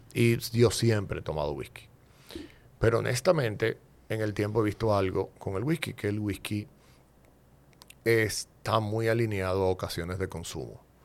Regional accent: Dominican Republic; yo me defino como un dominicano atípico

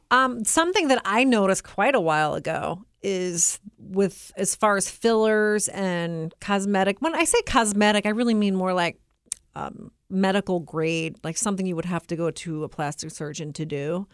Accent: United States; as an American

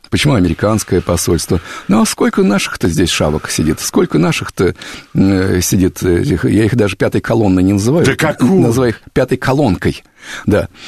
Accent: Kupavna, Moscow Oblast, Russia; я сам из Подмосковья, из Купавны.

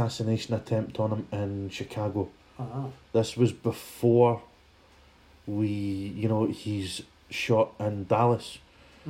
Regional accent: Scotland, United Kingdom; I'm not British, I'm Scottish

